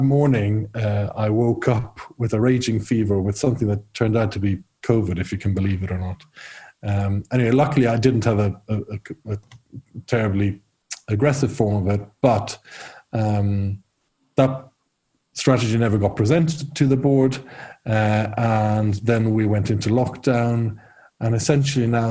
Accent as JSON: {"language": "English", "town": "Rome", "region": "Lazio", "country": "Italy", "tie": "born or raised there", "also_born_or_lived": "Ireland / United Kingdom", "moved": "as an adult", "said": "I'm half Irish, half Italian. And so I grew up in Rome"}